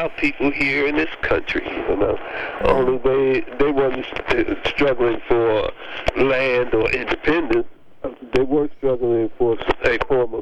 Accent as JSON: {"language": "English", "country": "United States", "tie": "born or raised there", "also_born_or_lived": "Algeria", "said": "I was born here in America"}